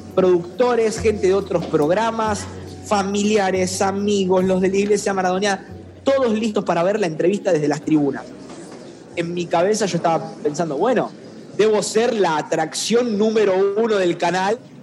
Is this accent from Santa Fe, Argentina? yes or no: yes; Rosario, Santa Fe, Argentina; accent: rosarino; los rosarinos tenemos un acento muy marcado en Argentina, no pronunciamos bien